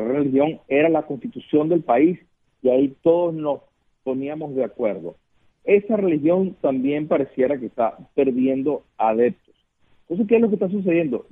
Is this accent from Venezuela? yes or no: yes; Venezuela; moved away; yo vengo de Venezuela